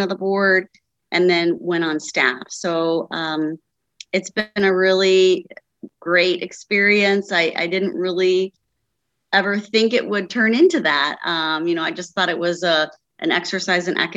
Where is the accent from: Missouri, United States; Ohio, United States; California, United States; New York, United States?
Ohio, United States; Cincinnati; moved away as an adult; now in Northern Kentucky, United States; So I grew up in the Cincinnati, Ohio area